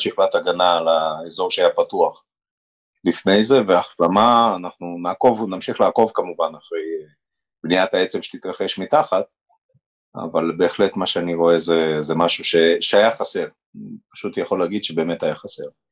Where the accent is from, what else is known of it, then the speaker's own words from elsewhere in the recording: Haifa, Haifa District, Israel; also born or lived in Romania; וגדלתי בחיפה